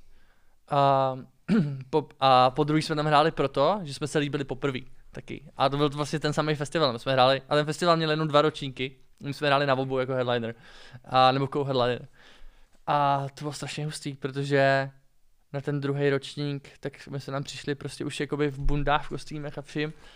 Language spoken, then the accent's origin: Czech; Czechia; jako správně Čech